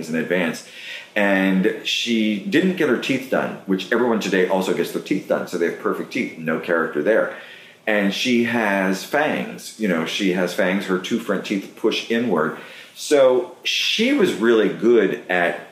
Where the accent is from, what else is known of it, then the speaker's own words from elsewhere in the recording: Western Pennsylvania, United States; moved away as an adult; now in New York, United States; where I grew up, you know, the people that I grew up with in Western Pennsylvania